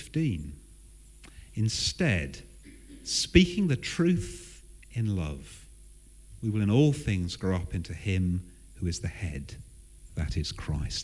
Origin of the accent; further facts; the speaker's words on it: Southern England, United Kingdom; I am English. To make matters worse, I am Southern.